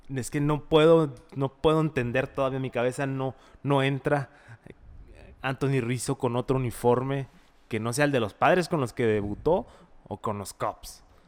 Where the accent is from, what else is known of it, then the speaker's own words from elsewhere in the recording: Mexico; como mexicanos